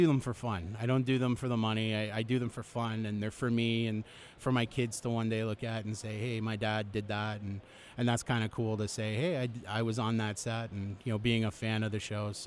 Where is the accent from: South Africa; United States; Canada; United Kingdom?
Canada; I'm Canadian